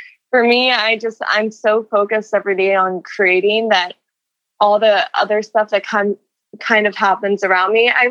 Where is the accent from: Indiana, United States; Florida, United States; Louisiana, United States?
Florida, United States; We're both from Florida. We both went to Florida State